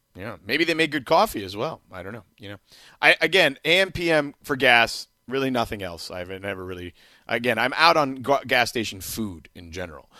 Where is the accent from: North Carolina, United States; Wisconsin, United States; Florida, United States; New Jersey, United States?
Florida, United States; Miami; now in Los Angeles, United States; a place where I grew up in Miami